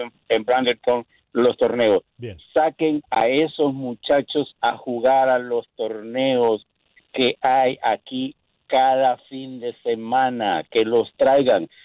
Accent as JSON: {"language": "Spanish", "country": "Honduras", "moved": "yes", "lives_now": "California, United States", "said": "yo como hondureño"}